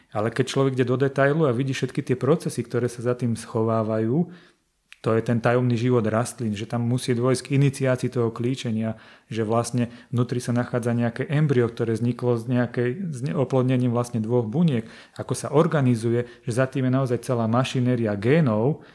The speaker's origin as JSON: {"language": "Slovak", "town": "Žilina", "region": "Žilina Region", "country": "Slovakia", "said": "ja pochádzam zo Žiliny"}